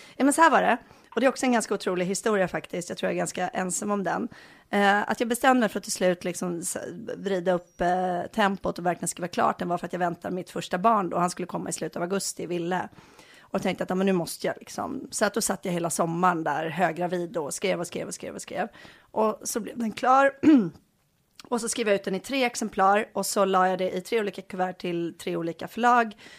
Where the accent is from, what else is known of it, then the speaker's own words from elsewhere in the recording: Bohuslän, Västra Götaland, Sweden; also born or lived in Enskede, Stockholm; now in Stockholm, Sweden; jag kommer ifrån Bohuslän